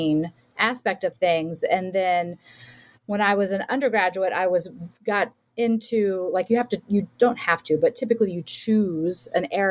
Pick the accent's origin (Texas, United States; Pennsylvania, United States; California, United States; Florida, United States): Florida, United States; I'm from Florida